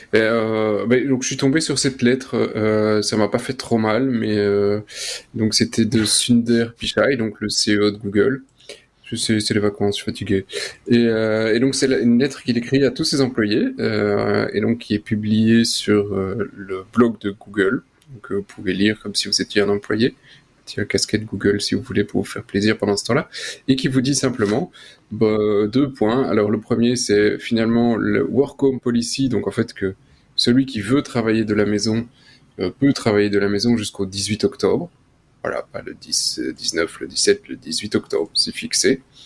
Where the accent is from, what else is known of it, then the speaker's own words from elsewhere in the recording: Belgium; En tant que Belge